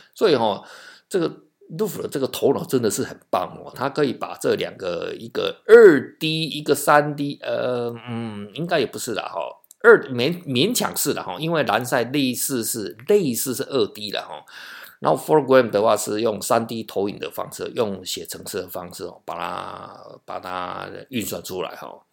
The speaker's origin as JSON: {"language": "Chinese", "country": "Taiwan", "said": "我们台湾"}